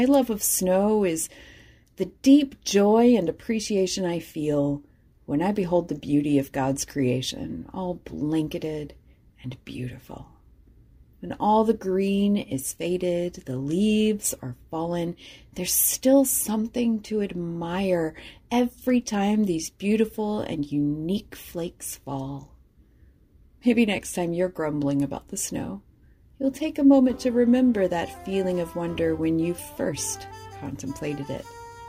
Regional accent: Deep South, United States; I didn't exactly see very much growing up in the Deep South.

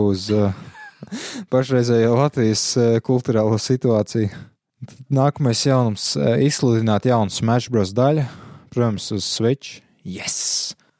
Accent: Latvia; viss, kas mums latviešiem īstenībā ir, ir valoda

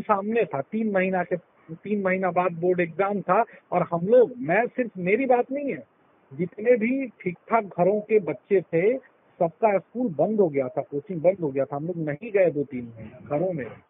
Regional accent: Bihar, India; born or raised there

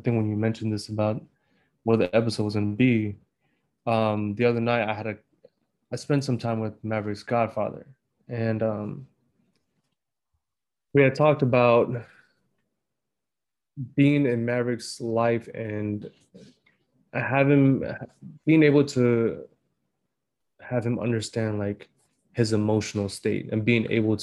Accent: Washington, United States; growing up in Washington State with my mom

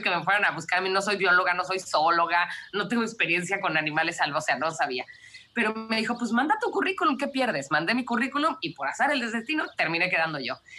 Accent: Cancún, Quintana Roo, Mexico; moved away as an adult; also born or lived in Mexico City; now in South Africa; yo nací en la Ciudad de México y nos fuimos a vivir a Cancún cuando yo tenía seis años

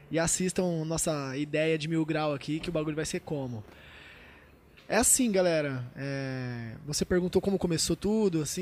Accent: Tupã, São Paulo, Brazil; born there; Nasci em Tupã, uma cidade de 70 mil, acho que tem menos, é, eu acho que é 60 e poucos mil habitantes, tá ligado?

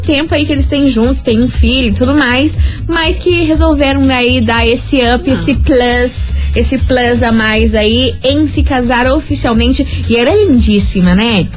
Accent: Brazil; como brasileira

